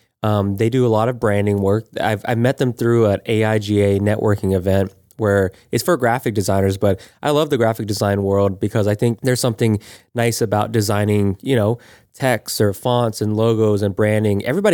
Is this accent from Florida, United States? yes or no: yes; Florida, United States; we're both from, born and raised in Florida.